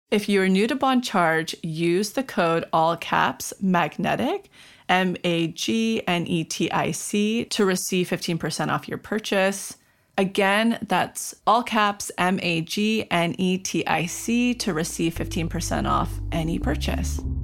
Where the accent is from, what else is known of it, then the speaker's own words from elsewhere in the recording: Mariposa, California, United States; my hometown, Mariposa, where I'm from